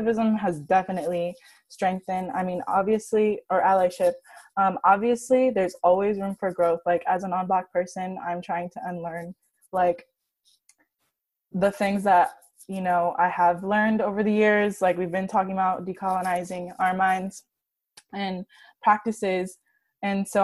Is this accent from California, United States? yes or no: yes; Santa Barbara, California, United States; I'm from Santa Barbara, and it's predominantly like white and Latinx